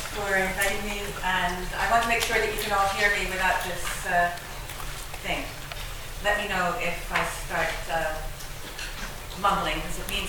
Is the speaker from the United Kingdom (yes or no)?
no; Neptune, New Jersey, United States; born there; But I have to say, I was born in Neptune, New Jersey.